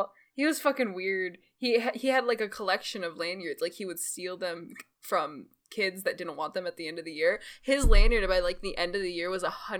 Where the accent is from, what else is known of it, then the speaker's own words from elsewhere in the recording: Southern California, United States; I'm from Southern California. We have a lot of Hispanics in our area